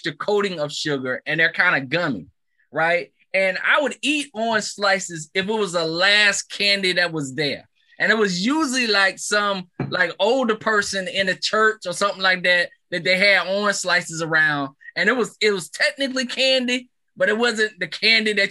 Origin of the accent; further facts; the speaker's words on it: the South, United States; I grew up in the South